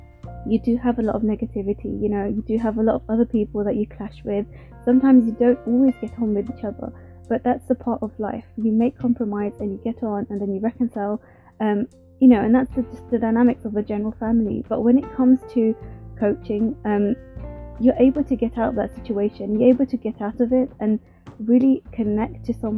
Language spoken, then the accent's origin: English; India; because as a woman, especially being Indian, I would have never thought that I would enjoy actually working in a male-dominated industry.